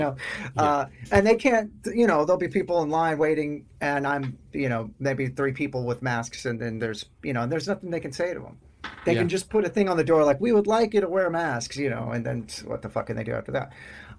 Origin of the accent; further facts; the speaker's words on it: Sherman, Texas, United States; also born or lived in Austin, Texas; I was born and raised in a town called Sherman, which is about an hour north of Dallas. And it's like a trailer park town. You know, it's real fucking Texas.